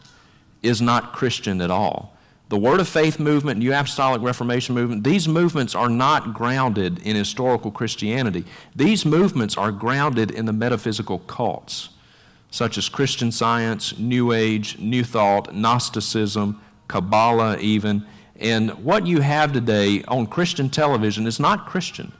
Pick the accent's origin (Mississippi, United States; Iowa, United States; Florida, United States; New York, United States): Mississippi, United States; Vicksburg; my hometown of Vicksburg, Mississippi